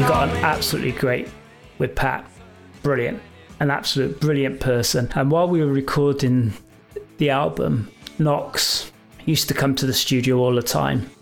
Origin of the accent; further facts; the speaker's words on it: England, United Kingdom; we're from England.